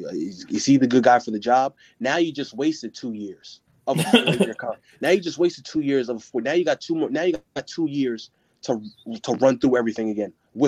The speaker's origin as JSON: {"language": "English", "region": "New York", "country": "United States", "tie": "born or raised there", "also_born_or_lived": "Brooklyn, New York / The Bronx, New York / Elmont, New York", "said": "I was born in Brooklyn. And I was born in Brooklyn. Stayed out there for about, I want to say, 6-7 years. Moved to the Bronx for about three years."}